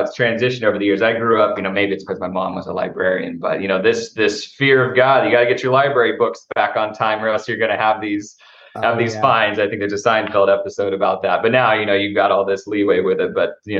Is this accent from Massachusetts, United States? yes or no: no; San Jose, California, United States; also born or lived in Houston, Texas; So I had family back there, would visit time and time again, but really grew up in Northern California. I grew up in San Jose. So I was up in San Francisco Bay Area for most of my childhood.